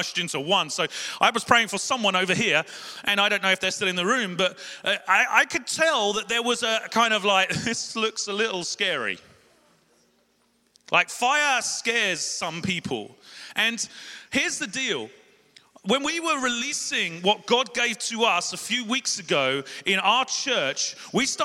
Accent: London, United Kingdom; I'm from South London. We talk quick

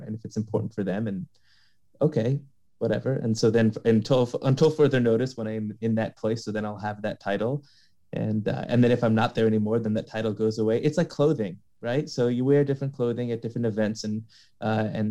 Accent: Los Angeles, California, United States; I'm from Los Angeles, born and raised

